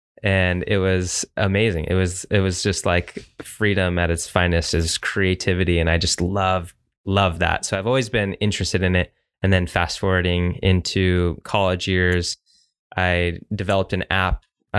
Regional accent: Arizona, United States; also born or lived in Hawaii; now in Utah, United States; I'm originally from Arizona, Utah's home now.

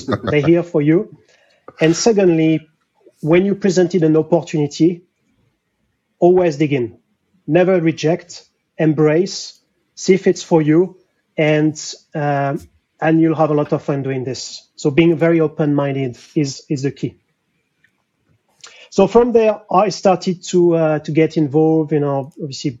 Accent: France; accent: French; English is a second language; moved away as an adult; now in London, United Kingdom; So I'm French, difficult to hide my accent

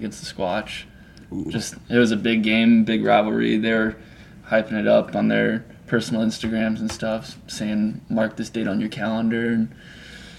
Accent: Des Moines, Iowa, United States; also born or lived in New Orleans, Louisiana; I was born there, then we moved up to Iowa.

